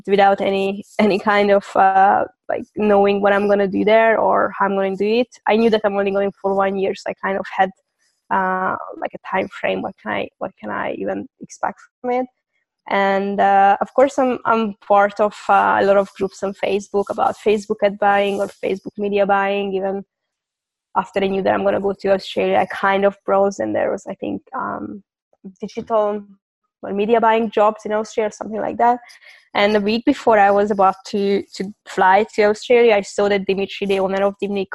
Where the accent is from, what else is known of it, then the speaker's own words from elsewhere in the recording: Hungary; moved away as an adult; also born or lived in London / Cyprus; I'm from Hungary. And I moved around a couple of times in my life